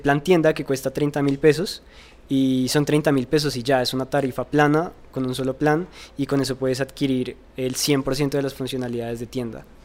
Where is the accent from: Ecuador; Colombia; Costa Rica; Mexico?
Colombia; yo soy un joven colombiano